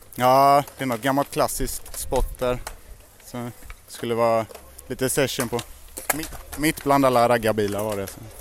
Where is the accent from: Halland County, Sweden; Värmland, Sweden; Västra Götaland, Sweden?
Västra Götaland, Sweden; Lerum; moved away as an adult; now in Svalöv, Sweden; jag kommer från Stenkullen lite utanför Lerum